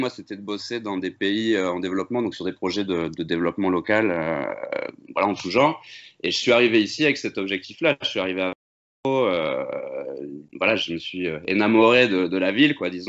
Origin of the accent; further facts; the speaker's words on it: Amiens, Hauts-de-France, France; now in Bordeaux, France; À la base, on est du Nord tous les deux. Moi, je viens d'Amiens et lui de Valenciennes. Mais euh, quand on était plus jeune, on a déménagé euh, dans le Sud